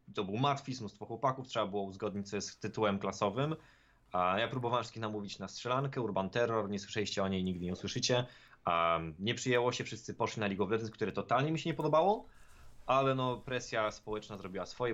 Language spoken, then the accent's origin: Polish; Sieradz, Łódź Voivodeship, Poland; moved away; mojego rodzinnego miasta, w którym wtedy oczywiście żyłem